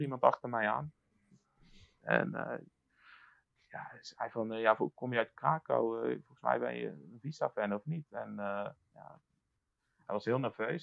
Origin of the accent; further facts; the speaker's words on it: Netherlands; now in Warsaw, Poland; ik woon in Warschau, ik kom uit, eh, kom uit Nederland